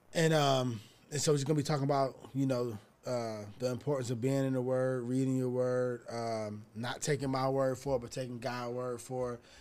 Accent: Atlanta, Georgia, United States; now in California, United States; I'm from Atlanta, and when I moved to California

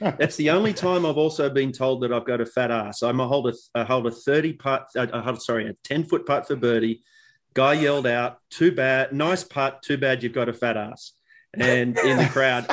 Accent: Australia; for us as kids growing up in Australia

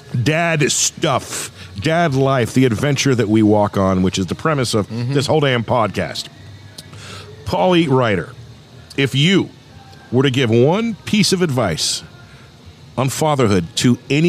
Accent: Thousand Oaks, California, United States; now in Medford, United States; But I grew up in a town called Thousand Oaks, California, which is about 30 minutes north with no traffic of LA. And Thousand Oaks, when I grew up in the late 70s and the 80s, was then what Medford is today.

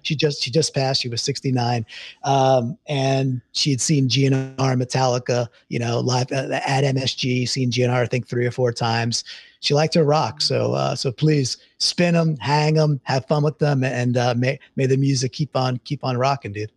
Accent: Deer Park, New York, United States; also born or lived in Queens, New York; I was born in Queens, grew up in Long Island, a town called Deer Park.

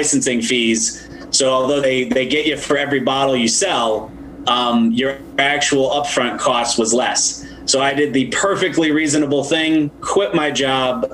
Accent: 6.5 hours north of New York City, upstate New York, United States; also born or lived in Washington, District of Columbia, United States; I've also always liked my hometown

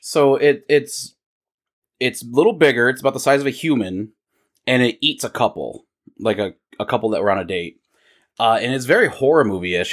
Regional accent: United States; we're American

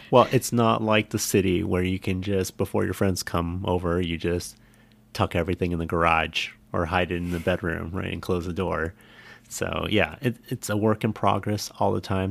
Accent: San Jose, California, United States; an upper middle class home in San Jose

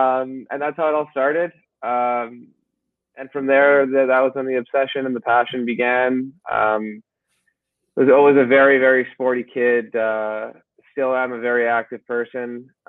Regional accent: Montreal, Quebec, Canada; Born and raised in Montreal, where I currently live. Did not come from a hockey family whatsoever. My dad is an immigrant, and my mom was a first generation Canadian.

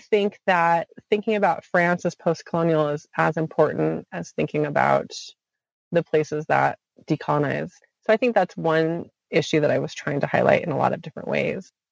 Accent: Montana, United States; moved away as an adult; also born or lived in Oregon / Wisconsin; I'm originally from Montana

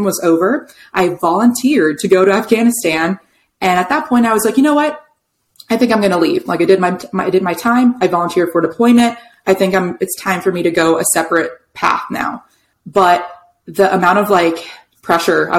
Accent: New York City suburbs, United States; moved away as an adult; I'm from New York City suburbs.

